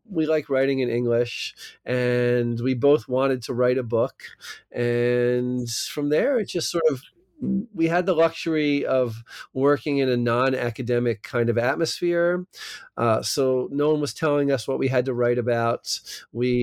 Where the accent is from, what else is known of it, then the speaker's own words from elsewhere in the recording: New Jersey, United States; accent: American; moved away as an adult; also born or lived in California; now in Israel; I live in Israel now, but I have an American, maybe not a New Jersey accent, but that's because I'm from South Jersey